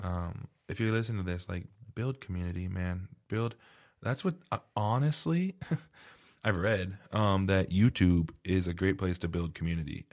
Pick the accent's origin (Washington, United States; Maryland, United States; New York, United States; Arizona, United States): Arizona, United States; moved away; I grew up in Arizona